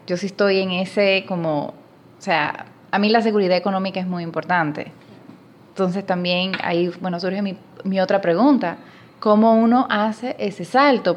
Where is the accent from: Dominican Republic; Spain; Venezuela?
Dominican Republic; moved away as an adult; now in Panama; casi no se nota por el acento, pero soy dominicana